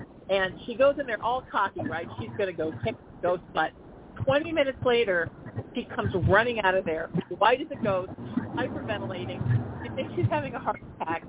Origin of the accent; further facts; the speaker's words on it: Huntington Beach, California, United States; I grew up in Huntington.